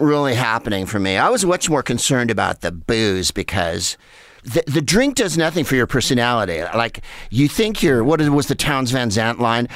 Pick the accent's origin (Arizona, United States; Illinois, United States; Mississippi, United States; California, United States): California, United States; San Carlos; where I grew up in San Carlos.